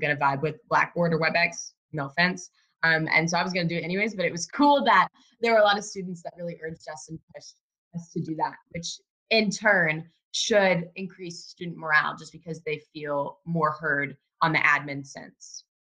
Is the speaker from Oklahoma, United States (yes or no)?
yes; Oklahoma, United States; moved away as an adult; now in Washington, D.C., United States; I am originally from a small college town in Oklahoma. I am like a country girl.